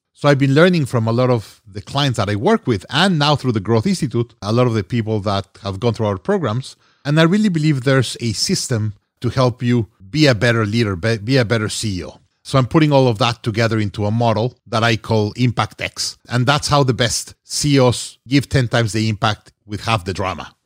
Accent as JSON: {"language": "English", "region": "Mexico City", "country": "Mexico", "tie": "born or raised there", "also_born_or_lived": "Monterrey, Mexico / Hong Kong", "moved": "as an adult", "said": "originally from Mexico. I was born in Monterrey, Mexico, raised in Mexico City."}